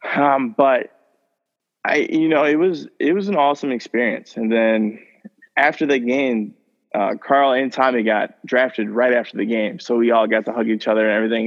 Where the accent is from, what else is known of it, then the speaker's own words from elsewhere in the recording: St. Joseph, United States; my hometown